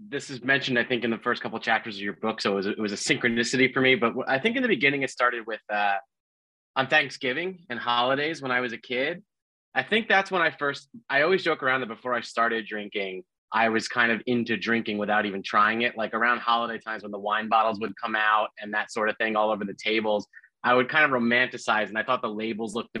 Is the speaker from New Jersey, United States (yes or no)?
yes; New Jersey, United States; I was in my hometown in New Jersey where I'd grown up.